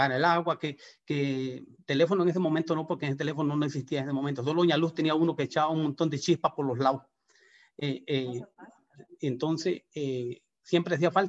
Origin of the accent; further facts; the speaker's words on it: Guanacaste, Costa Rica; De verdad que nosotros eh, venimos de Guanacaste con, unas ganas de, trabajar como, todo el mundo, buscando trabajo, eh, con ganas de crecer.